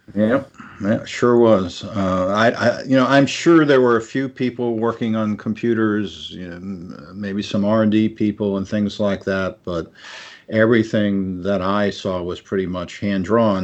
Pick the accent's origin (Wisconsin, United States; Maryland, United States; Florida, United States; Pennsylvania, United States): Pennsylvania, United States; moved away as an adult; also born or lived in Washington, D.C. / Palo Alto, California / Los Angeles, California; growing up in Pennsylvania